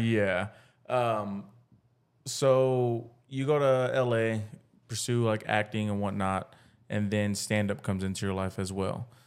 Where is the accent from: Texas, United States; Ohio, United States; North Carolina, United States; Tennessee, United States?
Texas, United States; Pflugerville; we're from, like, Pflugerville